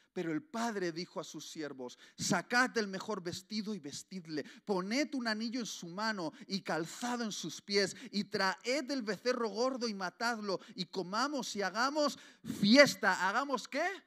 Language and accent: Spanish; Basque Country, Spain; como buen vasco